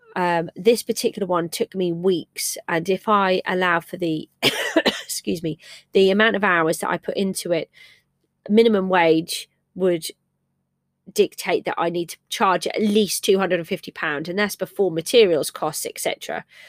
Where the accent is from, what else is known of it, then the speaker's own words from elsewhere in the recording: England, United Kingdom; I'm English